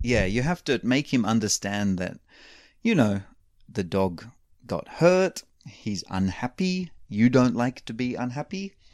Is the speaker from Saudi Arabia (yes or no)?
no; Australia; moved away; I grew up in Australia